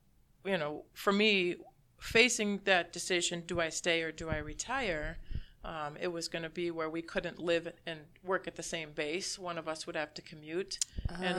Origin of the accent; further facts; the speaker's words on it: Minnesota, United States; And my family, I have family roots from Wisconsin, from Dunn County. But I was raised in Minnesota because my grandparents moved there.